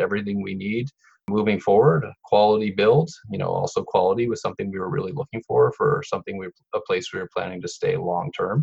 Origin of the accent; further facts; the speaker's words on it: Saint John, New Brunswick, Canada; moved away as an adult; we moved back to my hometown of St. John for a few years